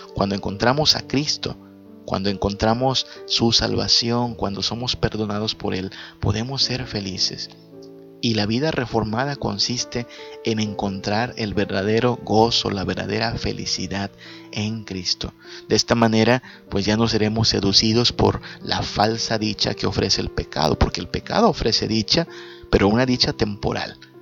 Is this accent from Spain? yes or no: no; Yucatán Peninsula, Mexico; Acá en la península le decimos a esto ser chechón, ser llorón.